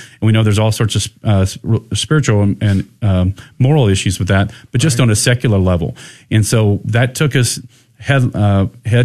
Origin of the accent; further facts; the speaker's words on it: Goliad, Texas, United States; now in San Antonio, United States; I live in San Antonio, not in my hometown of Goliad, where I could go to the ranch every day.